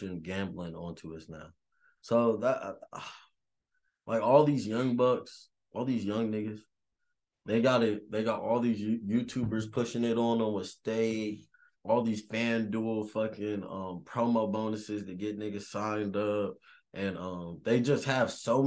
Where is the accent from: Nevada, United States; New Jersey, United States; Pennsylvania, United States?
Nevada, United States; Las Vegas; moved away; I grew up in Las Vegas